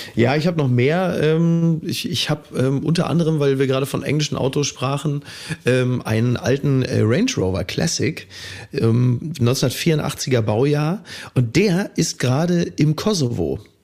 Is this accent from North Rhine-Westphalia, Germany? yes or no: yes; Ruhr area, North Rhine-Westphalia, Germany; ich komme aus dem Ruhrgebiet